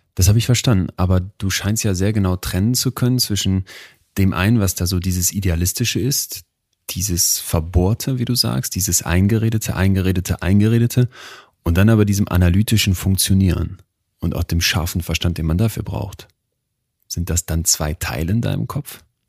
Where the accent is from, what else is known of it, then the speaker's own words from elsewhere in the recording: Münster, North Rhine-Westphalia, Germany; ich komme aus Münster